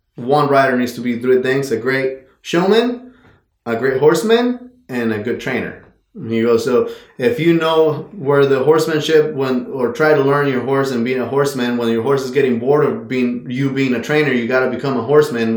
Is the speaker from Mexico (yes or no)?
yes; Mexico; moved away as an adult; I was born and raised in Mexico